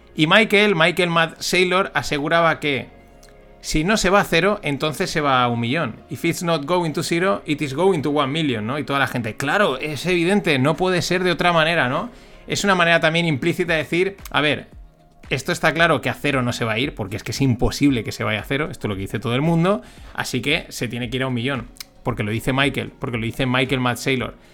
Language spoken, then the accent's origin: Spanish; Spain; como buen español